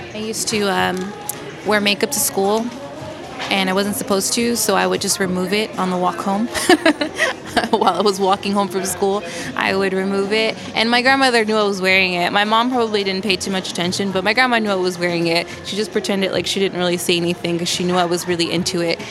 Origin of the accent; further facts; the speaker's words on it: Los Angeles, California, United States; now in New York, United States; I grew up in Los Angeles